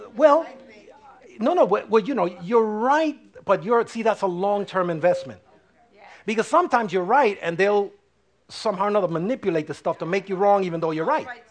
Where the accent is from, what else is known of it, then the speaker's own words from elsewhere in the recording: United States; I'm American, but I'm first a child of God